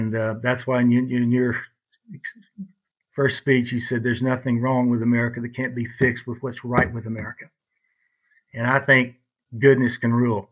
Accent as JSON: {"language": "English", "town": "Brownwood", "region": "Texas", "country": "United States", "tie": "born or raised there", "said": "we grew up in Brownwood, Texas"}